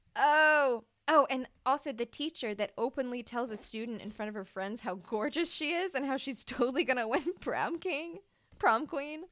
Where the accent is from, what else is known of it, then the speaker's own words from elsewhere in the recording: Mississippi, United States; I'm from Mississippi.